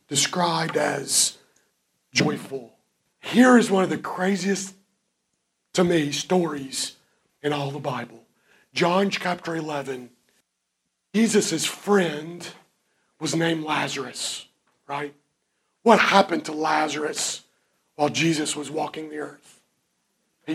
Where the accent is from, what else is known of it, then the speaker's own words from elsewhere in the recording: Kentucky, United States; I'm from Kentucky